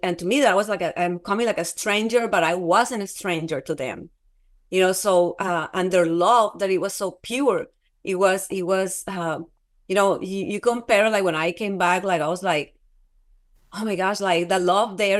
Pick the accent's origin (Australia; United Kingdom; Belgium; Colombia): Colombia; moved away; I'm from Colombia.